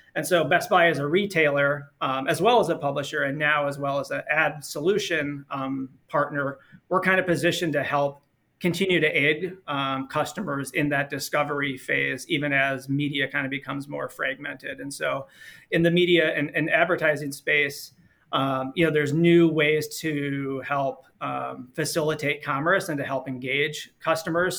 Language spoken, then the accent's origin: English; Minnesota, United States; born and raised in Minnesota